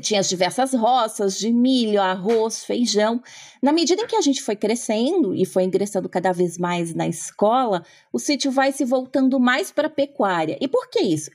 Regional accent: interior of Paraná, Brazil; moved away as an adult; now in Germany; eu sou filha né, de um casal de agricultores de um sítio pequeno no interior do Paraná. Minha família sempre desenvolveu agricultura familiar. Então, eu cresci numa casa

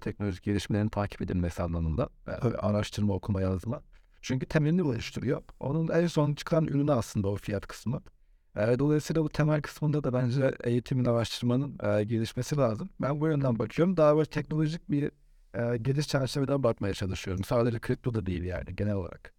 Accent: Bodrum, Muğla, Turkey; moved away as an adult; also born or lived in Istanbul; Ben Bodrum'da doğdum, büyüdüm.

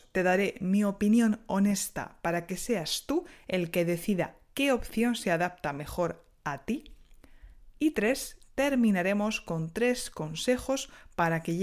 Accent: Spain; now in France; soy española y enseño español en Francia desde hace unos años.

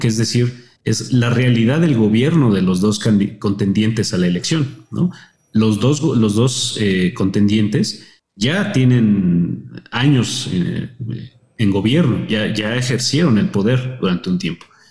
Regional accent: Mexico; respecto al nuestro como mexicanos

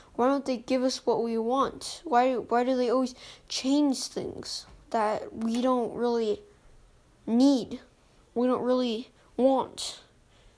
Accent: United States; also born or lived in Chicago, United States; I am also American

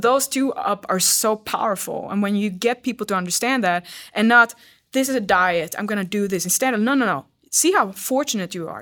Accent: Sweden; English is a second language; now in United States; I'm from Sweden

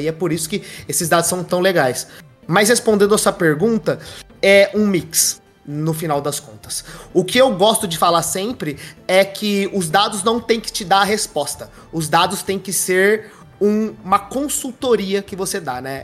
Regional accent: Bebedouro, São Paulo, Brazil; Eu sou do interior de São Paulo, sou de Bebedouro, uma cidade ali pertinho de Ribeirão Preto

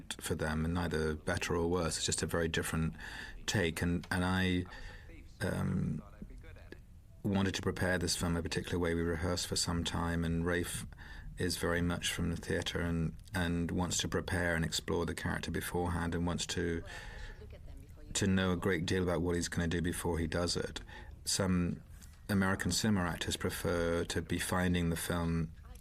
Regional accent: Isle of Wight, South East England, United Kingdom; moved away; I come from the Isle of Wight

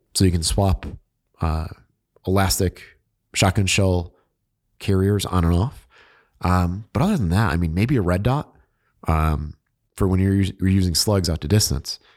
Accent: New England, United States; I'm from New England

